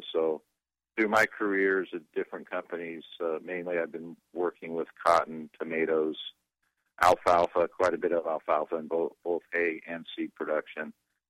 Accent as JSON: {"language": "English", "town": "Fresno", "region": "California", "country": "United States", "tie": "born or raised there", "also_born_or_lived": "Exeter, California / Lemoore, California", "said": "I was born in Exeter, California, and was raised my early life up in Fresno. So I was in Tulare County, and both my grandfather, my maternal grandfather, and my father owned farms and farmed in the San Joaquin Valley around Exeter and Lindsay."}